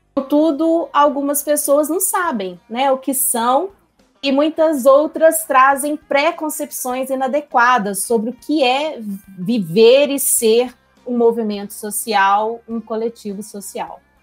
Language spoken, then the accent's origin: Portuguese; Belo Horizonte, Minas Gerais, Brazil; sou belo-horizontina